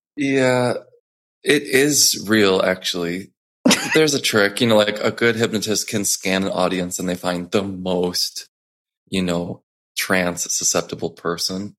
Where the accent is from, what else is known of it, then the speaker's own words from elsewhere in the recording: Chicago, Illinois, United States; moved away as an adult; also born or lived in New York City; I grew up in Chicago. Then, right after I graduated, I moved straight to New York City